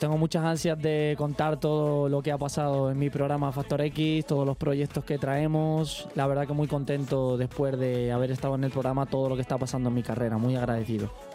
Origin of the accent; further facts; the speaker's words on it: Toledo, Castilla-La Mancha, Spain; yo soy un español de Toledo representando siempre mi tierra natal